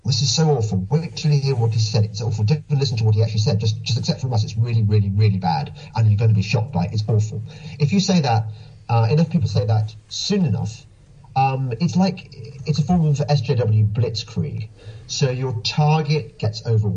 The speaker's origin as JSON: {"language": "English", "region": "England", "country": "United Kingdom", "said": "I'm English"}